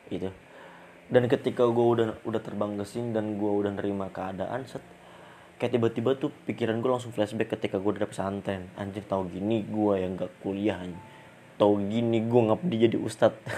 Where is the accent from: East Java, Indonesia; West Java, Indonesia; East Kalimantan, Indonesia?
East Kalimantan, Indonesia; Balikpapan; temen gue dia juga di balik papan gue dari dari SMP SMA kuliah di Jogja